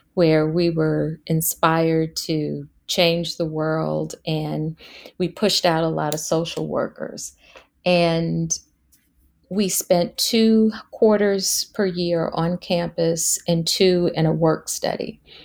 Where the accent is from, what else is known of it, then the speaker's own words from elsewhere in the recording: Washington, District of Columbia, United States; in high school, growing up in Washington, D C